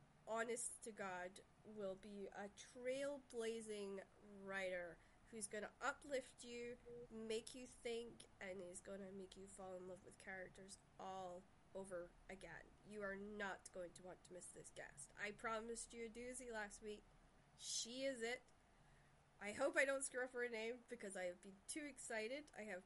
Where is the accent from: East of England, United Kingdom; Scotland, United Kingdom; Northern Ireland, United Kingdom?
Scotland, United Kingdom; Shetland; Well, if you don't know me, I'm from Shetland. So I grew up with Nordic, Danish, Russian, Shetland dialect is all that, right? Plus Scottish.